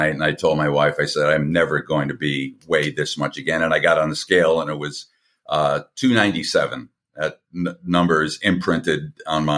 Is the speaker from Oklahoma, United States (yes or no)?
no; Long Island, New York, United States; also born or lived in Connecticut / Atlanta, Georgia / Tampa, Florida; now in St. Petersburg, United States; I grew up on Long Island in New York